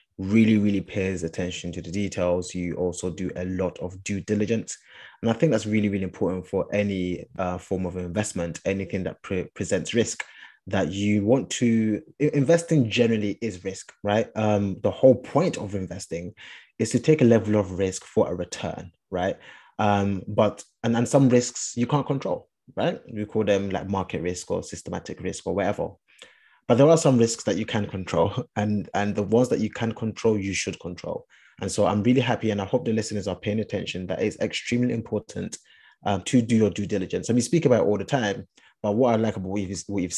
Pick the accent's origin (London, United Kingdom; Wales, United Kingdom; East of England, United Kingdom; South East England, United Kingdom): London, United Kingdom; I'm from Hackney